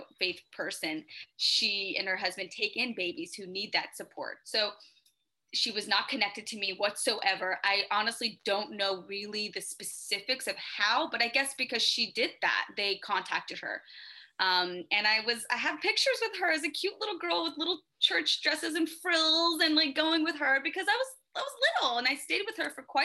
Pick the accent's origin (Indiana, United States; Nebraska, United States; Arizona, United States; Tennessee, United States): Tennessee, United States; Memphis; I was born in Memphis, Tennessee. Cute little town, you know, Southern Belle all the way